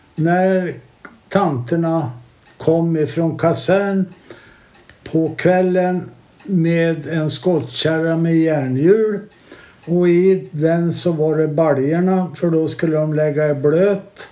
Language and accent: Swedish; Herräng, Stockholm County, Sweden; jag är uppväxt här nere vid Blåkan. Och jag är född 1940